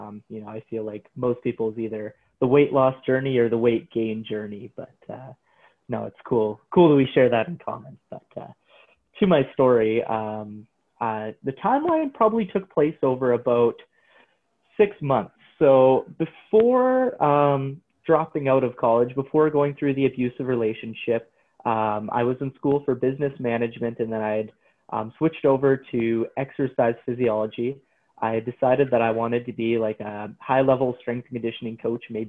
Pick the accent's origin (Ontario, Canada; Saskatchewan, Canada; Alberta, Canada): Alberta, Canada; Coaldale; I got a job as a trainer in my hometown of Coaldale